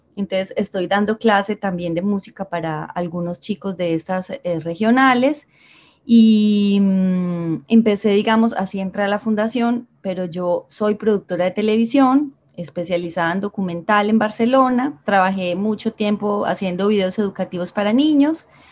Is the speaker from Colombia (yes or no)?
yes; Medellín, Antioquia, Colombia; moved away as an adult; now in Santa Marta, Colombia; yo soy de Medellín y llevo seis años viviendo aquí en Santa Marta